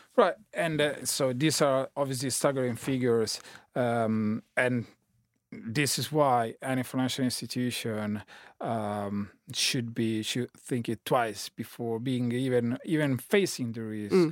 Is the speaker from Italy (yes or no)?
yes; Italy; now in London, United Kingdom; I'm Italian citizen living in London.